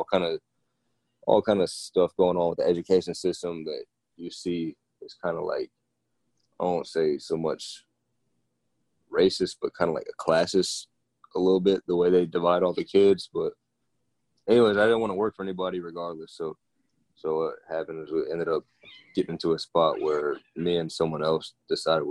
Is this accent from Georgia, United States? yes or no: yes; Decatur, Georgia, United States; I'm from Georgia originally, grew up in Decatur